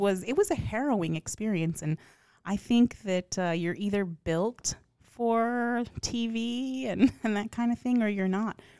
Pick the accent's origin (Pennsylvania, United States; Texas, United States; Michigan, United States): Texas, United States; outside of El Paso; moved away; I grew up with hole in the walls that are incredibly famous from the back roads of, um, outside of El Paso